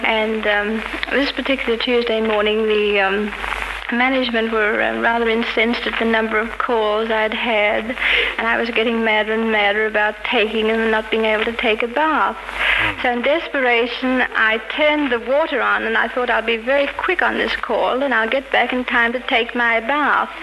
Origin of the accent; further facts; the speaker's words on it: Sydney, New South Wales, Australia; moved away as an adult; now in United States; Sydney, Australia